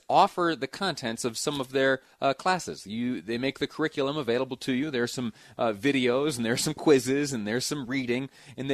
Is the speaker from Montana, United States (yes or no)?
no; Utah, United States; we here in Utah, as you well know, are a trusting people